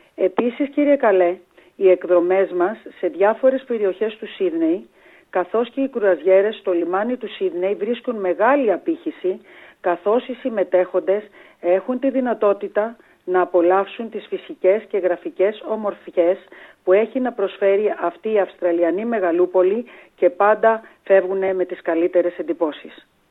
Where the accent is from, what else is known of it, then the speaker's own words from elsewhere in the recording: Greece; now in Australia; Ως Έλληνες μετανάστες